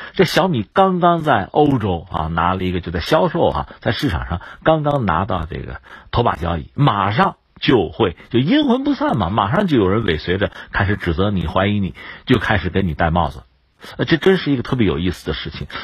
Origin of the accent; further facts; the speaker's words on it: China; 作为一个中国人